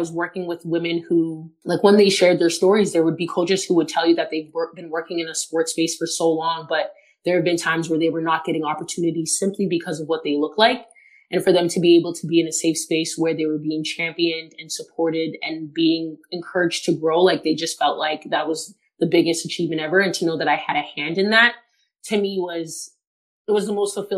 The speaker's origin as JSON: {"language": "English", "town": "Toronto", "region": "Ontario", "country": "Canada", "tie": "born or raised there", "said": "always lived in Toronto, always been a fan of the home team"}